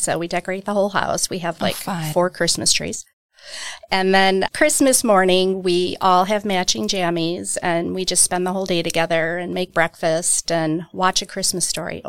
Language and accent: English; Milwaukee, Wisconsin, United States; Milwaukee, Wisconsin.